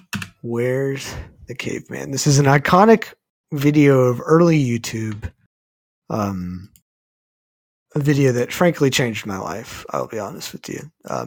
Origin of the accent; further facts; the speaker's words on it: Texas, United States; I'm from Texas. Not a lot of opportunities to go snowboarding in Texas.